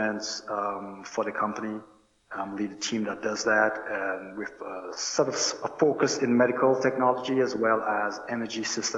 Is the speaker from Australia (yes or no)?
no; Roseau, Dominica; moved away as an adult; I hail from Roseau. I grew up there